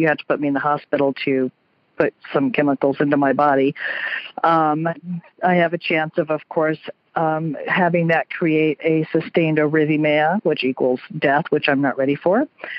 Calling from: South Portland, Maine, United States; I am calling from South Portland, Maine.

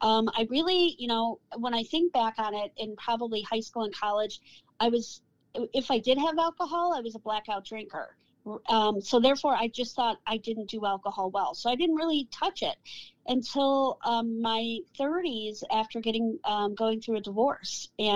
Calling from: Cleveland, Ohio, United States; I am hailing from Cleveland, Ohio.

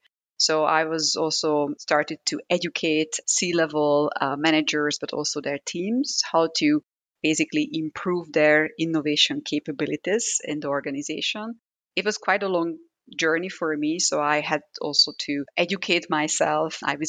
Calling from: Zurich, Switzerland; I'm connecting from Zurich.

